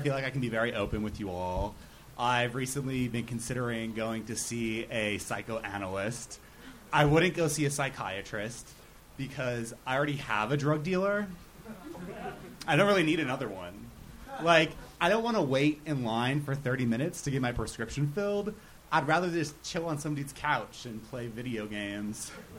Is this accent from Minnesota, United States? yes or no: yes; Minnesota, United States; now in San Diego, United States